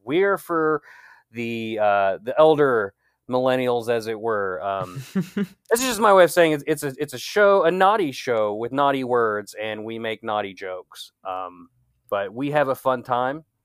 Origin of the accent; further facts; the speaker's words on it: United States; I'm from America